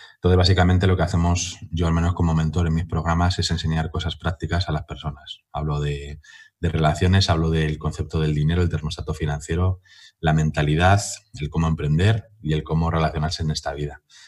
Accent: Madrid, Community of Madrid, Spain; en mi pueblo, que no deja de ser Madrid la latina

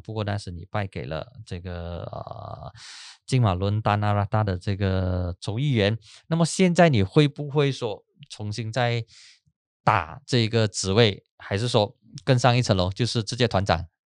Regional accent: Peninsular Malaysia, Malaysia; 我们西马人

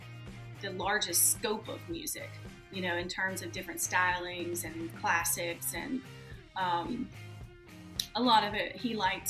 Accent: Southern Mississippi, United States; moved away as an adult; also born or lived in India; now in New York, United States; I'm from Southern Mississippi, actually. Was born and raised there about an hour from the Gulf Coast

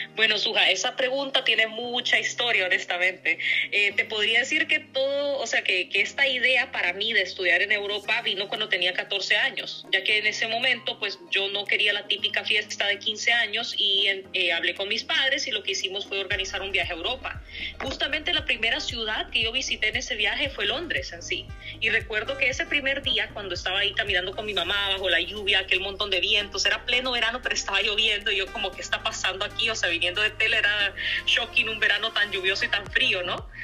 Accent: Tela, Atlántida, Honduras; moved away as an adult; also born or lived in Germany; now in United Kingdom; yo vengo del norte de Honduras, vengo de Tela

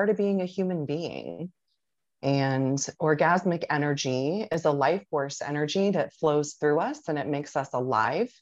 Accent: Tampa, Florida, United States; I'm originally from Tampa, Florida, and I still live within the Tampa Bay area.

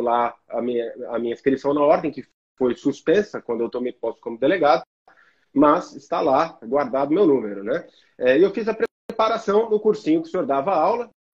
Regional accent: Guarulhos, São Paulo, Brazil; o meu local de nascimento e criação, que é a cidade de Guarulhos. Né? Eu sou um guarulhense orgulhoso. É, fui nascido e criado

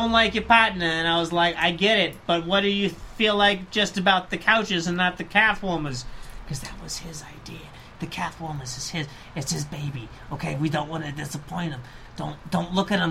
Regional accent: Chicago, Illinois, United States; I'm Chicago born and raised

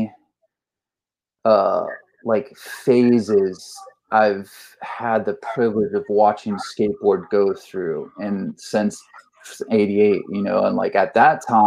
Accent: St. Petersburg, Florida, United States; also born or lived in Jacksonville; I grew up in St. Pete and started skateboarding in 1988.

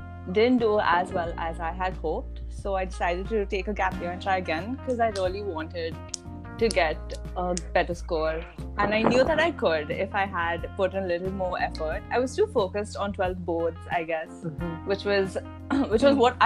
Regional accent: Kuwait; I was born and I grew up in Kuwait.

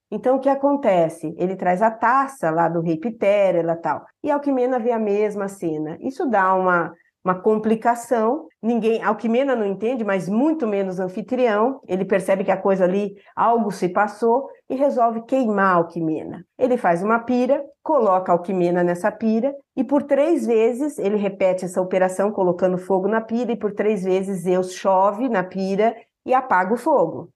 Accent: Bauru, São Paulo, Brazil; sou de Bauru

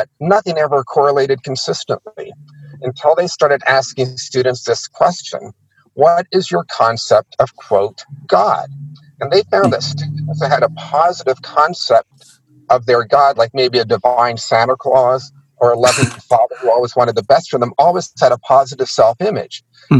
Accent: India; also born or lived in Pakistan; Is I was born in Pakistan and I grew up in India.

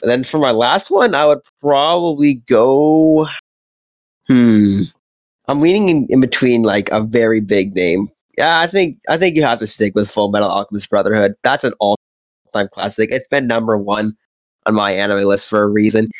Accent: Canada; growing up in Canada, being a white kid, it's all hockey

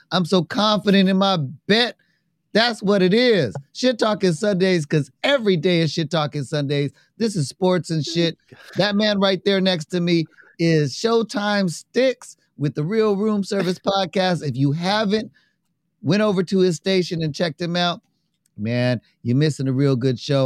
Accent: New York, United States; I'm from New York

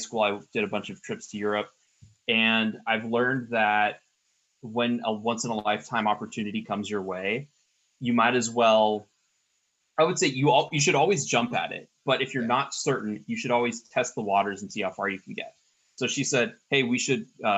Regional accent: Mountain View, California, United States; now in Suwanee, United States; I grew up in Mountain View, which is where Google is located

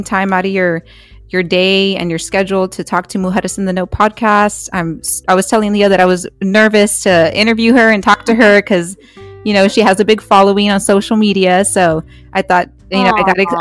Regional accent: Edinburg, Texas, United States; born and raised in Edinburgh, but I worked for 956 Sports

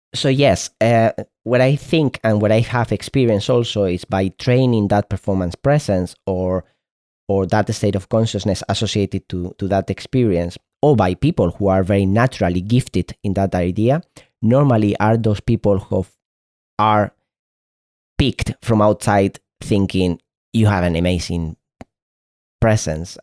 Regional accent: Spain; first language Spanish; English is a second language; in Spain, this is my, is my mother tongue, Spanish

